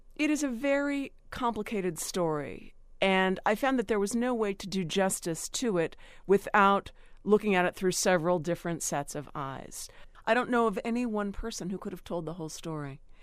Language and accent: English; Cambria County, Pennsylvania, United States; the town where I grew up in Cambria County